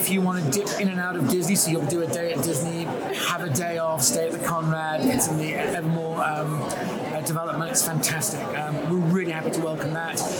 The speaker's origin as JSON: {"language": "English", "region": "London", "country": "United Kingdom", "tie": "born or raised there", "said": "London, my hometown"}